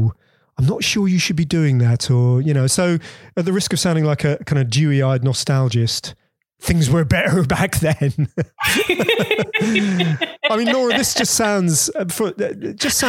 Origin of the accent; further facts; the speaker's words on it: Bedford, East of England, United Kingdom; We had a little backyard where I grew up in Bedford